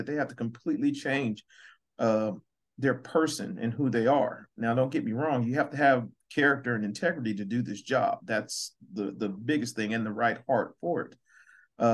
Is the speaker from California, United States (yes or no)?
no; Muskogee, Oklahoma, United States; now in Missouri, United States; I'm originally from Muskogee, Oklahoma